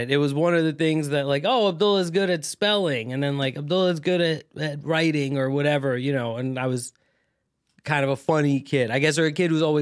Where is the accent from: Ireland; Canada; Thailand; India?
Thailand; but like um, you know, but in my family I'm Pakistani. I grew up in Thailand, right, uh, as an expat.